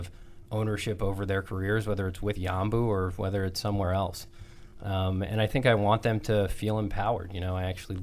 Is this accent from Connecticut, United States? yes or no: yes; Cheshire, Connecticut, United States; Cheshire, Connecticut